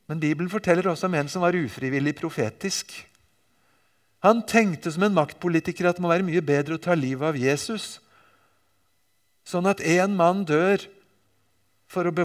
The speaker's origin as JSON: {"language": "Norwegian", "country": "Japan", "tie": "born or raised there", "said": "Jeg vokste altså opp i Japan og har av og til med meg bilder og viser dem fra min oppvekst der."}